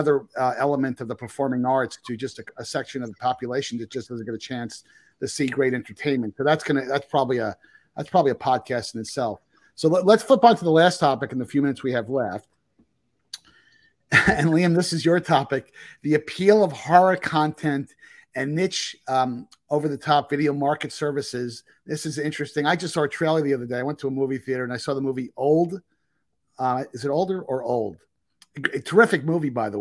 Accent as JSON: {"language": "English", "region": "New York", "country": "United States", "tie": "born or raised there", "said": "I'm growing up in New York"}